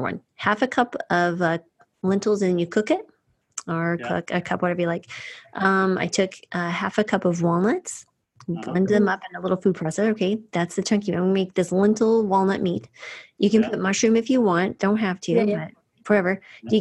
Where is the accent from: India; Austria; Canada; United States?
United States; New Mexico; I grew up in New Mexico